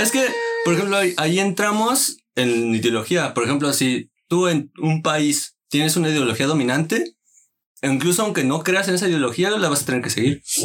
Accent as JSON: {"language": "Spanish", "country": "Mexico", "said": "yo soy mexicano"}